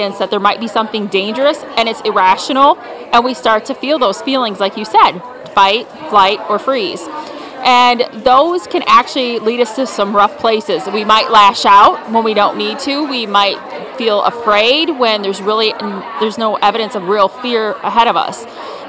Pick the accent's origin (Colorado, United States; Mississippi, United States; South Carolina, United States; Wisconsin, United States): Wisconsin, United States; Potosi; I grew up across the river in Wisconsin in Potosi.